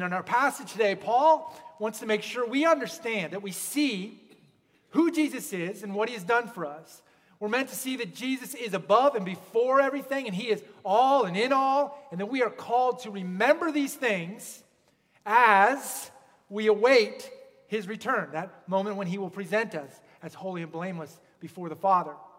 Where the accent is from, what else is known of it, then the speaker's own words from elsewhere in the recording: Pennsylvania, United States; moved away; also born or lived in Pacific Northwest; I grew up in Pennsylvania, and the Appalachian Mountains, they kind of just roll.